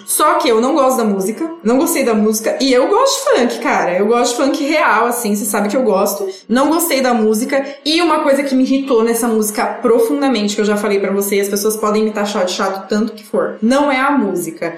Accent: São Paulo, Brazil; a gente é de São Paulo

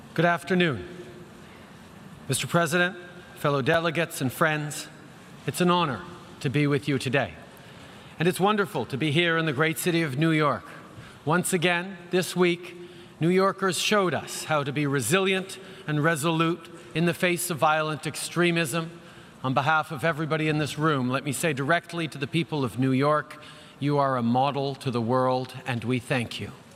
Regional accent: Canada; we're Canadian

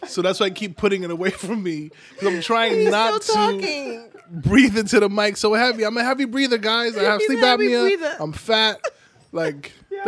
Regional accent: Nigeria; but I'm Nigerian.

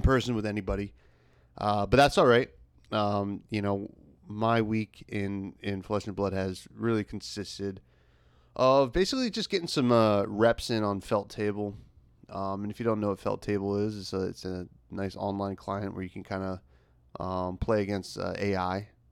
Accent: United States; the United States, which, uh, you know, my home country

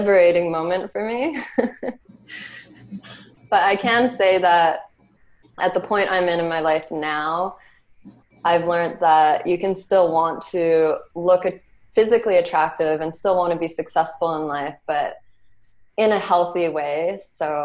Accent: Canada; growing up in Canada, I can say I was very, I didn't grow up with a lot of money.

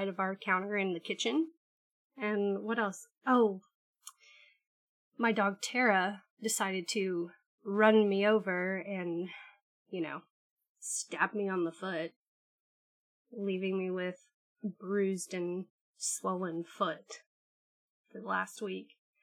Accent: United States; I'm American.

